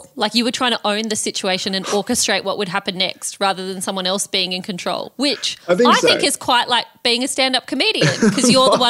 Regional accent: Australia; moved away; also born or lived in Malaysia; I was born in Australia.

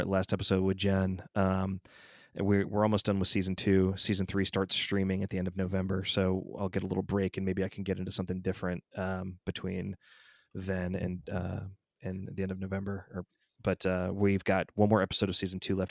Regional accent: Georgia, United States; moved away; I still claim Georgia is my home state

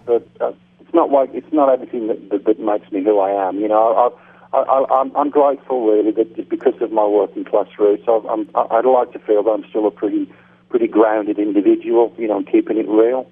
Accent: United Kingdom; moved away as an adult; also born or lived in Phoenix, United States; I'm back in my home country, in my hometown

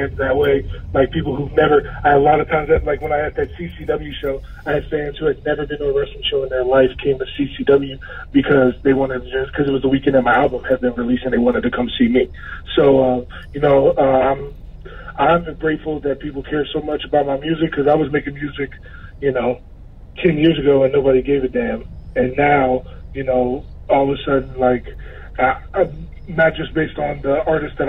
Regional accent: Maryland, United States; moved away as an adult; also born or lived in Miami; It was the first place I ever lived after leaving Maryland, where I grew up

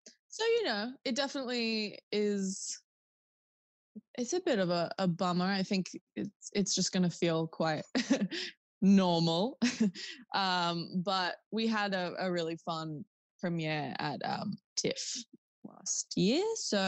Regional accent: Newcastle, New South Wales, Australia; we're from Newcastle and we live like close to the beach. It's like a very beachy place.

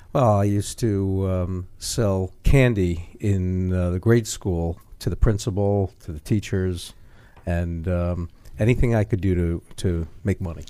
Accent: New York City, New York, United States; Brooklyn, New York

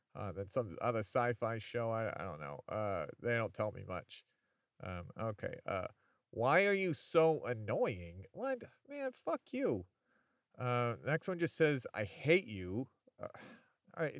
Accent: Chicago, Illinois, United States; Chicago, Illinois

